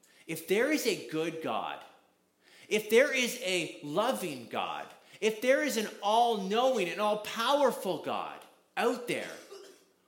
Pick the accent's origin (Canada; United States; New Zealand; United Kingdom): Canada; I'm from Canada, so you're going to hear out about, you're going to hear the accent